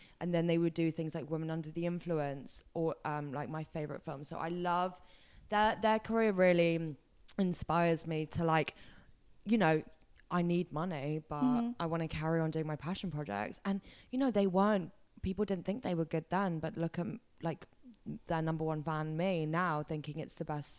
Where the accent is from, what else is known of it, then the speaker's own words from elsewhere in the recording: England, United Kingdom; I am an English princess who's had everything.